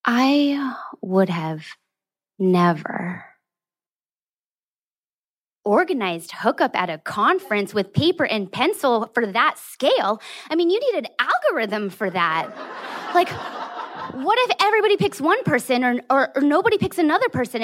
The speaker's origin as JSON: {"language": "English", "region": "California", "country": "United States", "tie": "born or raised there", "moved": "yes", "lives_now": "Hong Kong", "said": "my home state of California"}